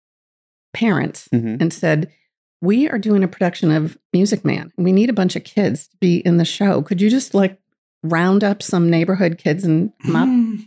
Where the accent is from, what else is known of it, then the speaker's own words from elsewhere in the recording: outside Boston, Massachusetts, United States; also born or lived in Waterford, Maine; now in Paris, Maine, United States; I grew up outside of Boston from a big family